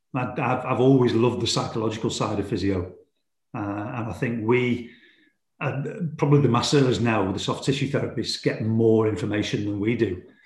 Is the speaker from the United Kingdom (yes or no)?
yes; Stoke-on-Trent, West Midlands, United Kingdom; Port Vale is my hometown club